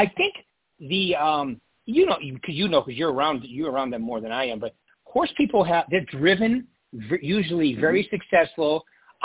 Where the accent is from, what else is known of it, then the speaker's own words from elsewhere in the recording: New Hampshire, United States; moved away; also born or lived in Wilton, New Hampshire; I'm from New Hampshire originally